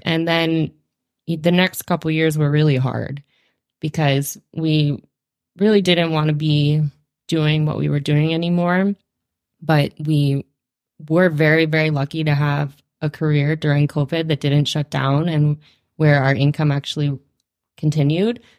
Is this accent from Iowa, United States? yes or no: no; North Carolina, United States; moved away as an adult; also born or lived in Virginia / Australia / Seattle; now in Fergus Falls, United States; I was born in North Carolina. Um, I grew up in North Carolina